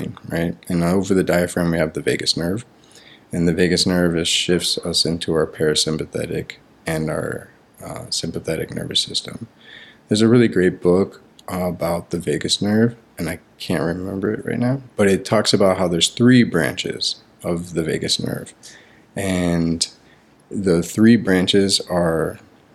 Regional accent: Miami, Florida, United States; I grew up in Miami, Florida

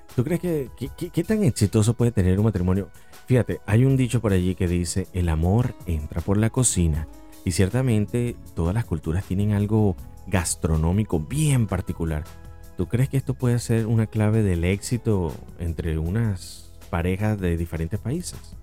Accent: Venezuela; soy venezolano

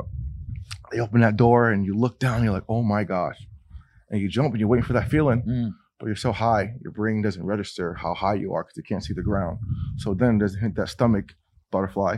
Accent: New England, United States; I go to my hometown in New England and I can ride around my street like, oh, that's where I went to school

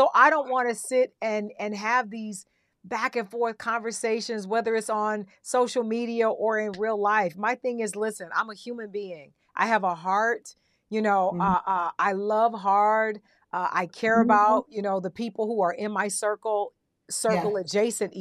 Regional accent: the South, United States; moved away; also born or lived in New York; I grew up in the South, so you already know the Bible Belt

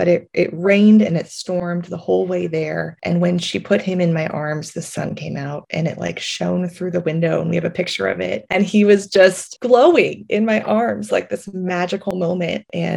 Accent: United States; first language English; we are American

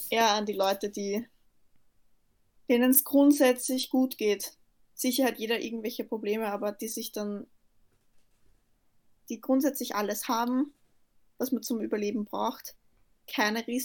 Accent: Austria; Durch und durch Österreicher, das stimmt eigentlich nicht, aber ich bin Österreicher.

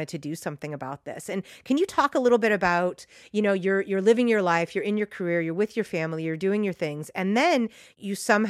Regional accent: San Francisco, California, United States; I said, oh, San Francisco

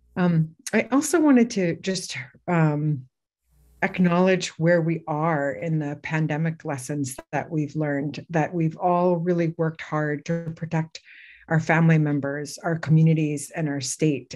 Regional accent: Bethel, Alaska, United States; I'm originally from Bethel, and um, my mother's family is from Guyenlok

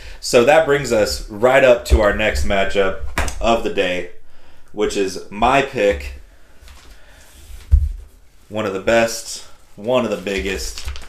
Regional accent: West Coast, United States; I grew up on the West Coast

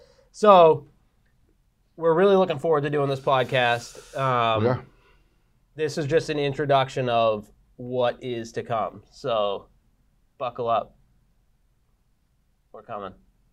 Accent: Burlington, Massachusetts, United States; Burlington, Mass. Grew up Burlington, Mass.

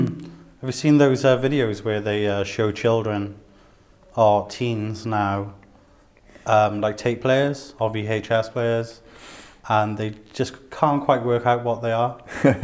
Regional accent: South Wales, United Kingdom; Me being a person from South Wales

